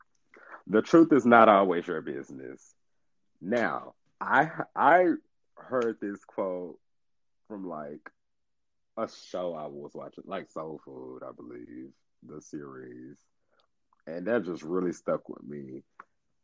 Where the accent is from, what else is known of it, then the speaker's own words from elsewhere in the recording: Texas, United States; I'm from Texas